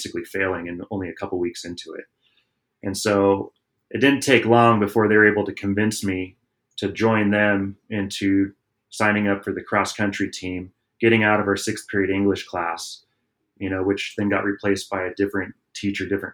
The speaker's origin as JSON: {"language": "English", "region": "Southern California", "country": "United States", "tie": "born or raised there", "said": "we also did a lot of action sports growing up in Southern California."}